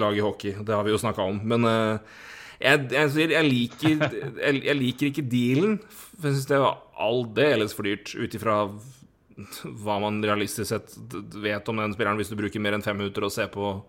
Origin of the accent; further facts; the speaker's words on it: Elverum, Innlandet, Norway; vi er fra Elverum begge